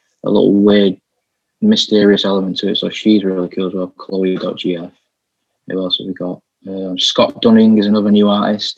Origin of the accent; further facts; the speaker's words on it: Bolton, North West England, United Kingdom; I'm from Bolton